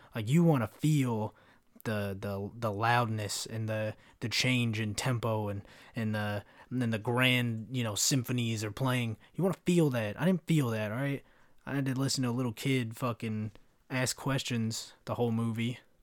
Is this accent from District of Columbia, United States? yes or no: no; Kentucky, United States; also born or lived in California; I grew up in Kentucky